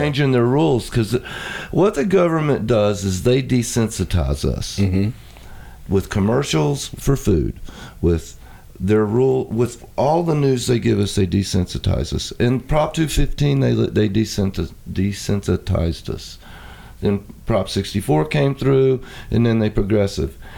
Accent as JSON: {"language": "English", "region": "East Coast", "country": "United States", "said": "I'm from the East Coast"}